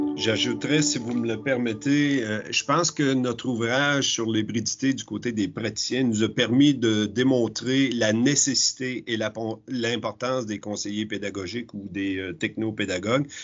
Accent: Quebec, Canada; chez nous au Québec

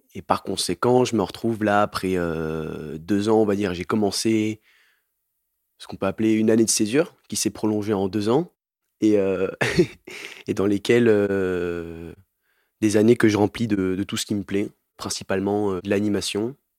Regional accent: Montpellier, Occitania, France; je viens de Montpellier

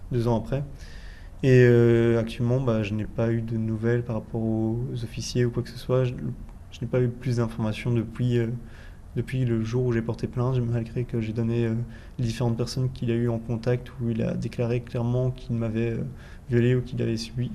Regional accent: Belgium; je suis belge

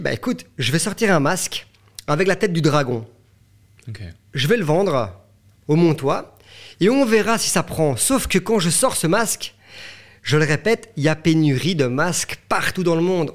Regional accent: Belgium; chez nous en Belgique

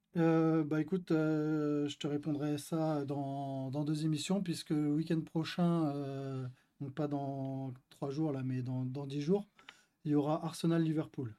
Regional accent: France; On est, nous sommes français

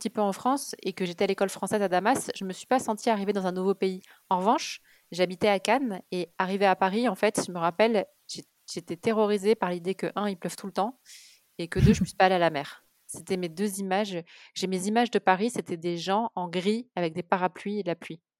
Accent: Kuwait; born there; je suis née euh, au Koweït, parce qu'en fait mes parents vivaient à Beyrouth quand ma mère était enceinte de moi au tout début. Et puis ils ont fui la guerre du Liban et, et ils ont atterri au Koweït.

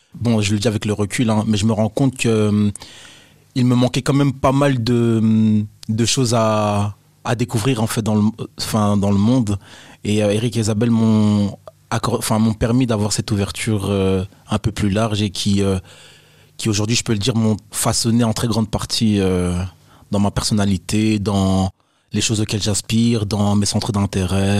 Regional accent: Brussels, Brussels-Capital Region, Belgium; also born or lived in Nivelles; quand je parle de la maison, je parle de chez moi à Bruxelles

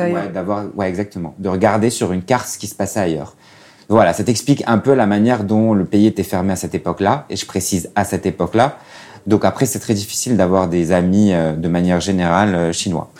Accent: Casablanca, Casablanca-Settat, Morocco; moved away as an adult; also born or lived in China; j'ai 33 ans et je viens de Casablanca, au Maroc.

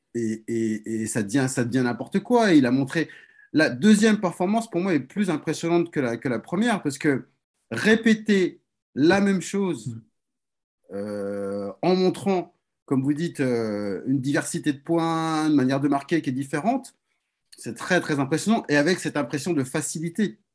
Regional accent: France; chez nous, en France

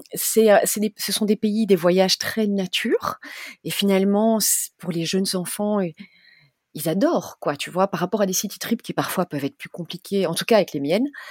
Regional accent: Belgium; moved away as an adult; also born or lived in South Africa; j'ai 43 ans, je suis belge

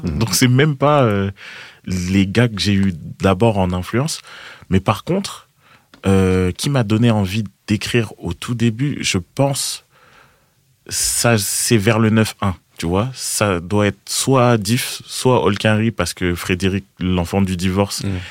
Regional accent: Boulogne-Billancourt, Île-de-France, France; J'ai grandi à boulogne biancourt mhm. à Boulby

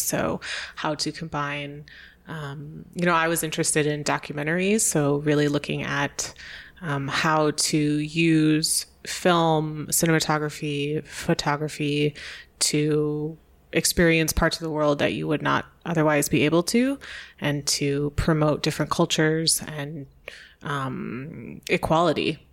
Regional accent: New York State near Niagara Falls, United States; moved away as an adult; also born or lived in Chicago / Hawaii; I was born um, in New York State near Niagara Falls, a very rural place

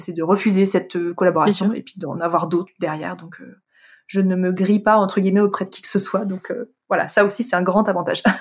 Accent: Annecy, Auvergne-Rhône-Alpes, France; moved away; je suis originaire d'Annecy euh, depuis depuis tout toute petite, c'est une ville euh, que, que j'adore, que j'ai quittée, de, vers laquelle je suis revenue plus tard

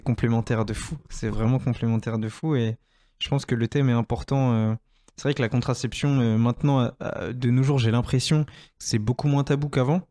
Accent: France; ma vie en tant que Français, etc., euh, depuis que je suis né euh, et sur plusieurs générations

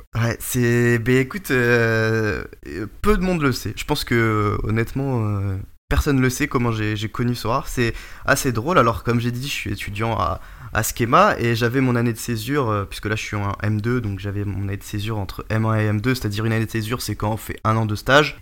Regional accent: Breton, Brittany, France; also born or lived in Charente; je suis breton aussi

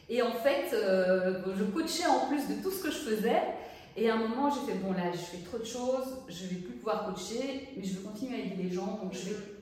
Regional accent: Brussels, Brussels-Capital Region, Belgium; moved away as an adult; also born or lived in Paris; moi je vivais à Bruxelles, j'ai grandi à Bruxelles

